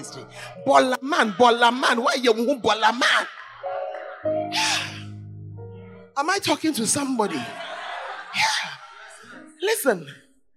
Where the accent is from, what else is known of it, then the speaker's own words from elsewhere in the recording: Accra, Greater Accra, Ghana; I'm from Accra